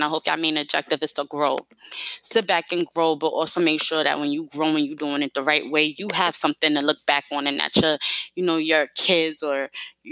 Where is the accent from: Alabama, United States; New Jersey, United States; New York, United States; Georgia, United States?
New York, United States; New York City; moved away as an adult; I'm from New York, but I'm also from Brooklyn. I'm also from East New York and also raised in the Bedford-Stuyvesant as well.